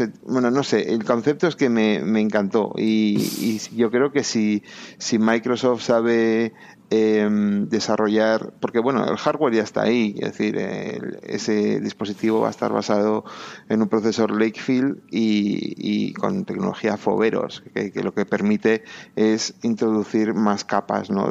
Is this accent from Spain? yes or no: yes; Bilbao, Basque Country, Spain; moved away as an adult; also born or lived in England; now in Madrid, Spain; yo soy de Bilbao